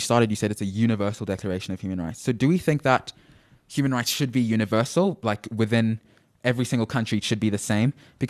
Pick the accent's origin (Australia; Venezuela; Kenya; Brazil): Kenya; moved away; gay rights are of importance in Kenya. That's my home country.